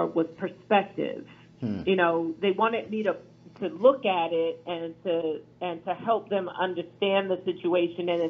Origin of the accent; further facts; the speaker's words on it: Philadelphia, Pennsylvania, United States; I'm from Philadelphia